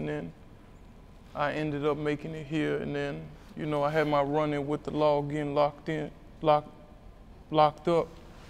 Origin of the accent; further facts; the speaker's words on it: Alexandria, Virginia, United States; I'm from Alexandria, Virginia, on the west side.